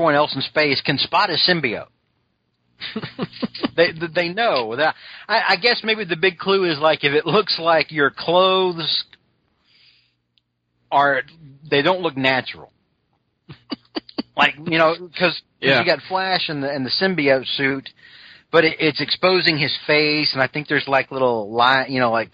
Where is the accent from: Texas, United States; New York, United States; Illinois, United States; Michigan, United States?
Texas, United States; As a Texan